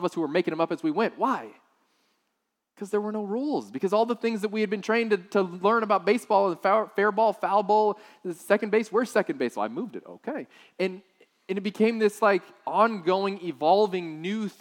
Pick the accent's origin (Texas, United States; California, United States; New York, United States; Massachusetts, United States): Texas, United States; South; I grew up in South Texas